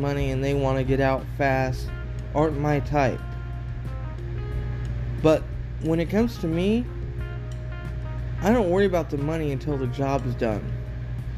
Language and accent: English; Oregon, United States; moved away; I'm from Oregon